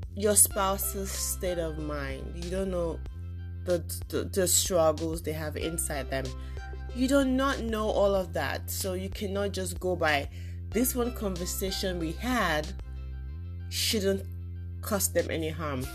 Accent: Nigeria; moved away as an adult; now in United States; I grew up in Nigeria, at least up till I was in my 20s

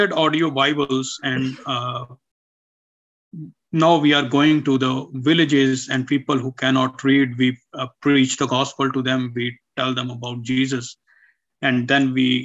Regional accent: Pakistan; from Pakistan

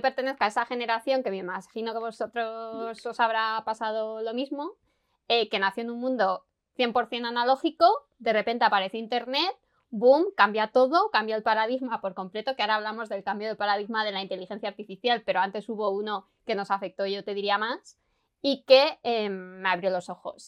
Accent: Logroño, La Rioja, Spain; yo vengo de, de Logroño

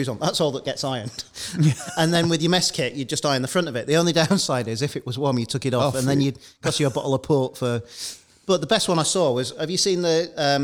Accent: Salford, North West England, United Kingdom; I grew up in Salford and... Mum and Dad used to take us to the market for clothes.

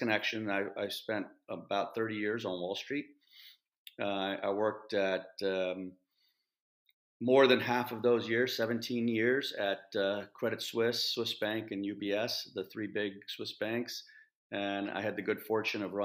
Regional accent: Iowa, United States; moved away as an adult; also born or lived in Moradabad, India / London, United Kingdom; I grew up in a small town in the Midwest in Iowa in the United States

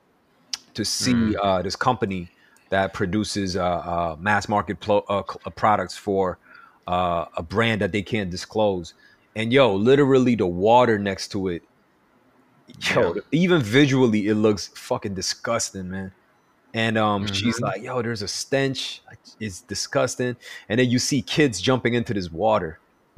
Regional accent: New York, United States; growing up in New York

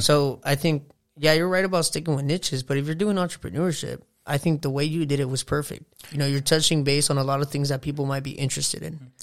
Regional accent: Southern California, United States; we're from Southern California.

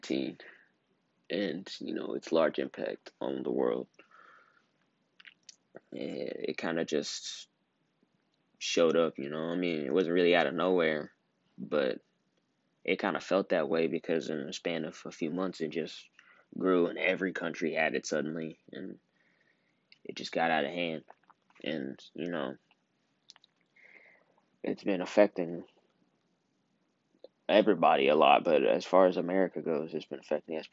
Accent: United States

